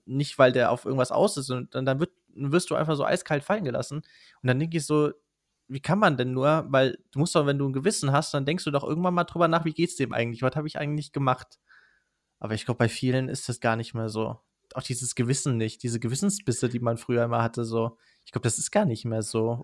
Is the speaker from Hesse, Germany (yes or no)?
no; Rhineland-Palatinate, Germany; wir kommen ja aus Rheinland-Pfalz, wir sind auch nicht allzu weit weg von Kusel